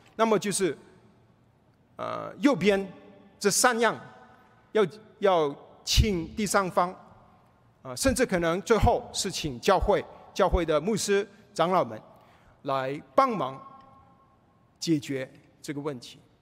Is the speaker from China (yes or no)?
no; Malaysia; now in United States; 我回去马来西亚亲人不信主